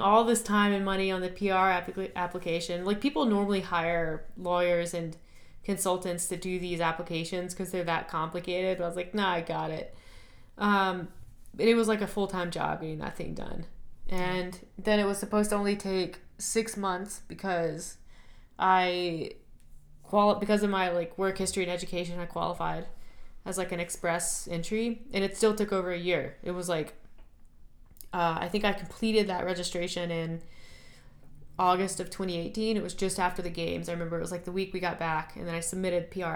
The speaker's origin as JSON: {"language": "English", "country": "United States", "also_born_or_lived": "Canada", "moved": "as an adult", "said": "as an American"}